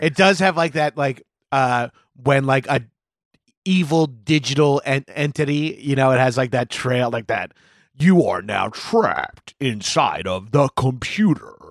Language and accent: English; New York City, New York, United States; I'm a New Yorker